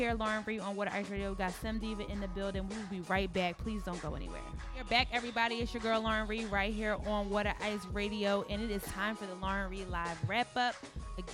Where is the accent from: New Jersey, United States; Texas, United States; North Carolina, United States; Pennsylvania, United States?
Pennsylvania, United States; Philadelphia; We're from Philly.